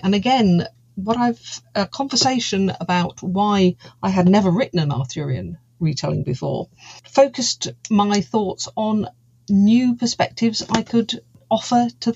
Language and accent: English; United Kingdom; also born or lived in Cotswolds, United Kingdom; I am a British fantasy author. I live in the Cotswolds in the United Kingdom